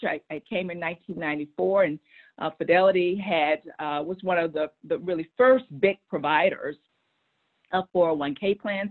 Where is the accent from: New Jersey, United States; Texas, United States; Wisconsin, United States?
Texas, United States; moved away as an adult; also born or lived in Boston; I said I'm a Texan. I want to go back um, to Texas, and, um, and, those are my roots